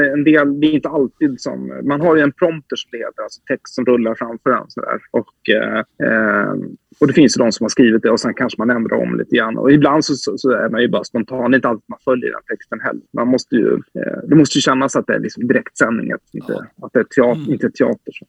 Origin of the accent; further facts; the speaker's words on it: Sweden; moved away; also born or lived in Visby, Gotland / Norrköping, Östergötland; Så jag är ju uppvuxen i Visby och i Norrköping